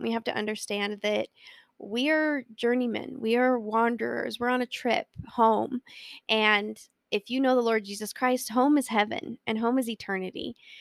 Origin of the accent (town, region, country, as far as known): Colorado, United States; born or raised there